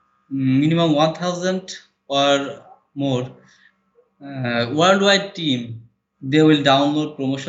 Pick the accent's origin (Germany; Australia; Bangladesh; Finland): Bangladesh; Dhaka, Dhaka Division; I'm from Dhaka.